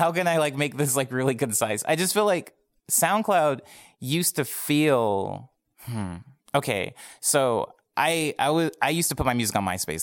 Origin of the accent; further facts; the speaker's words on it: Arizona, United States; moved away as an adult; now in Los Angeles, United States; I'm from Arizona. I moved here almost three years ago, um, like, at the very, very beginning, like, New Year's Day of, uh, two thousand fifteen. Um, but I spent my entire life in Arizona before then